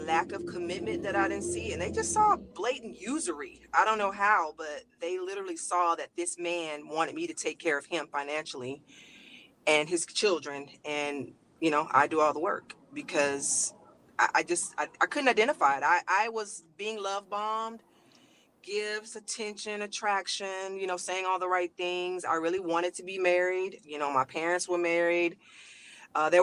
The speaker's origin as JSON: {"language": "English", "region": "Louisiana", "country": "United States", "moved": "as an adult", "lives_now": "Los Angeles, United States", "said": "I'm from Louisiana originally, and we both moved out here"}